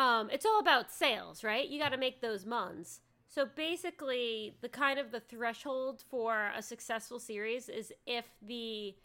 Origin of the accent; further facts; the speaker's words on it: United States; I'm an American